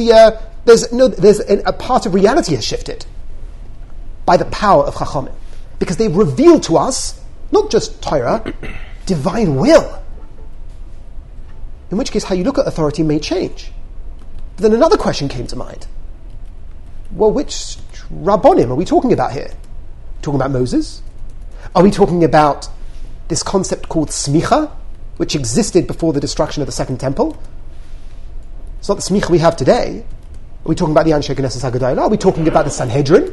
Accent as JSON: {"language": "English", "region": "England", "country": "United Kingdom", "said": "we're English"}